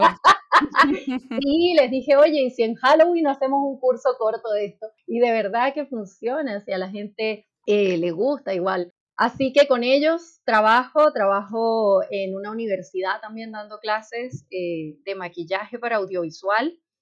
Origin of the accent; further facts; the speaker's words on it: Venezuela; moved away as an adult; now in Chile; yo soy venezolana y en Venezuela el tema del maquillaje está bastante más asociado al tema del, modelaje